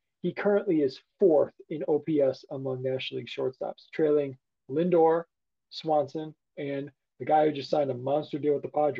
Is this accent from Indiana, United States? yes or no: no; Chicago, Illinois, United States; I'm from Chicago. So I grew up watching Jordan and the Bulls in the 90s.